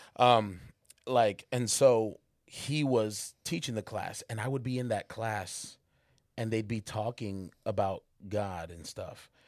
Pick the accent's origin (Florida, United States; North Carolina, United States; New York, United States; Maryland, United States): North Carolina, United States; Charlotte; moved away as an adult; I'm coming from Charlotte where everybody at my school was black and Hispanic